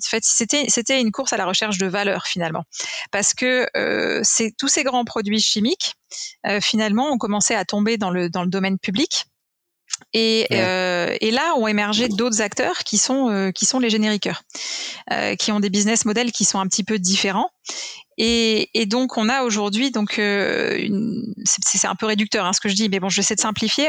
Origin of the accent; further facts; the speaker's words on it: France; en tant que Français